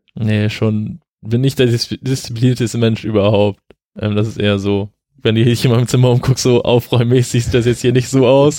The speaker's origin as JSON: {"language": "German", "town": "Flensburg", "region": "Schleswig-Holstein", "country": "Germany", "said": "ich komme ja aus Flensburg"}